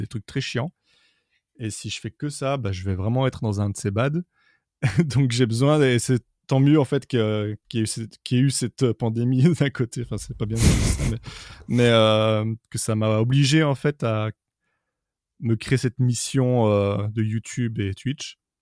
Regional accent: Brussels, Brussels-Capital Region, Belgium; je suis de Bruxelles

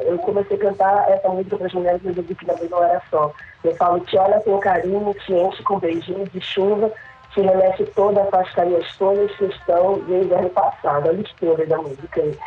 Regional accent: Bragança, Pará, Brazil; eu sou bragantina realmente, não né, nasci em Bragança

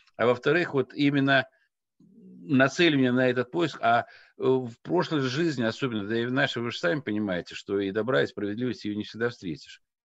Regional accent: Dagestan, Russia; я родом из Дагестана, э, высокогорный аул, э, Мишлеш

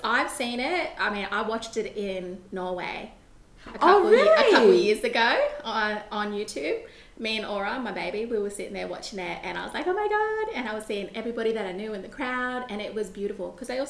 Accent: Sydney, New South Wales, Australia; growing up in Redfern, as you know, in Waterloo, Annandale, Inner West

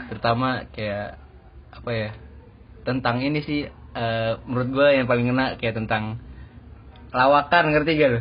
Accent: Bekasi, West Java, Indonesia; moved away; gue kan dari Bekasi

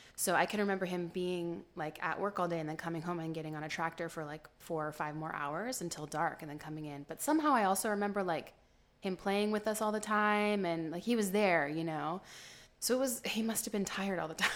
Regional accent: Modesto, California, United States; also born or lived in New York; I was born here in Modesto, born and raised

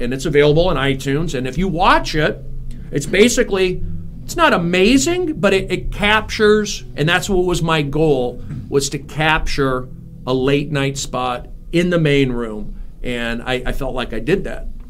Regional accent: Los Angeles, California, United States; also born or lived in Arizona; my friend who I grew up with in the San Fernando Valley

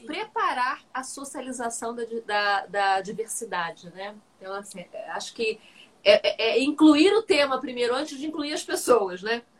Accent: Cabo Frio, Rio de Janeiro, Brazil; e olha que eu nem sou do Rio, eu sou de Cabo Frio

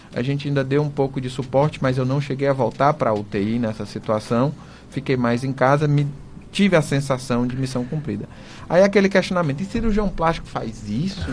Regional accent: Fortaleza, Ceará, Brazil; moved away; eu sou de Fortaleza, tenho parentes, meus pais, né, moram lá

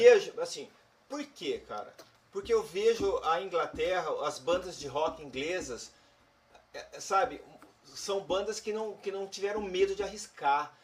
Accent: Campinas, São Paulo, Brazil; a gente era do interior e a gente, Campinas

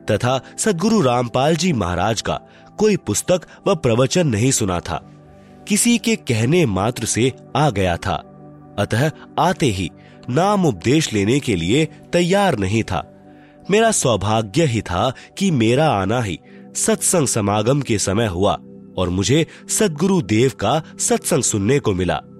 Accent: Hariyaun, Madhesh Province, Nepal; now in Bhaktapur, Nepal; गांव विकास समिति हरियौन जिला सरलाही नेपाल का निवासी हूँ और वर्तमान में काठमांडू उपत्यका टीमी भक्तपुर में घर बनाकर रहता हूँ

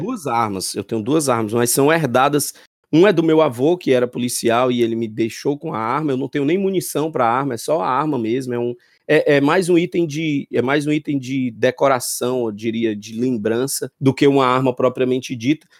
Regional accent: Fortaleza, Ceará, Brazil; eu sou sim oriundo do Conjunto Ceará, com muito orgulho terra que me criou

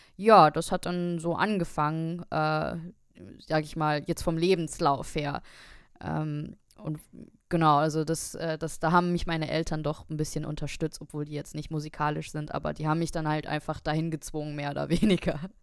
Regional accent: Saarbrücken, Saarland, Germany; moved away as an adult; now in Darmstadt, Germany; ich bin auch aus Darmstadt, aber ich bin ursprünglich aus Saarbrücken bin dann wegen äh, des Studiums nach Darmstadt gezogen

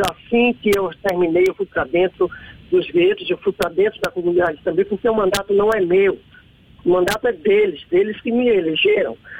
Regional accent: Salvador, Bahia, Brazil; also born or lived in Brotas, Salvador; eu sou um suburbano, eu nasci em Tacaranha, é, fiquei órfão aos sete anos de idade e tive uma vida dentro de comunidade

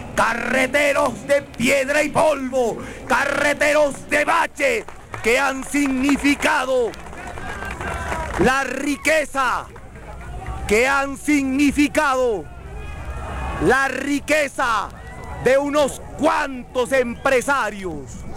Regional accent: Guayaquil, Guayas, Ecuador; Os va a hablar un guayaquileño

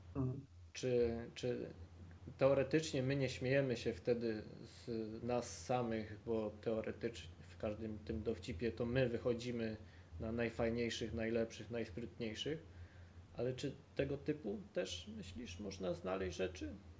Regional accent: Silesian Voivodeship, Poland; ja jestem z Górnego Śląska

